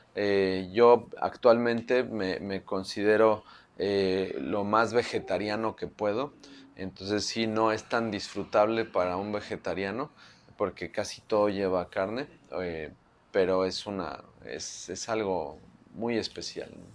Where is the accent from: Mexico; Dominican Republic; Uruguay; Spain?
Mexico; Mexico City; soy de la Ciudad de México, ¿no? Entonces, pues nuestra nacionalidad nos la da no el lugar donde nacemos o donde vivimos, sino los sabores con los que crecemos, ¿no? Entonces, soy chilango